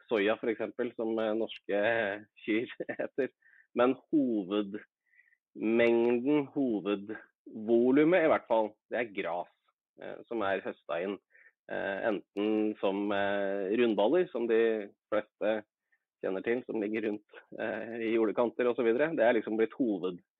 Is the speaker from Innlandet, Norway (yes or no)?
yes; Innlandet, Norway; jeg er hedmarking, men eh, det høres kanskje ikke sånn ut.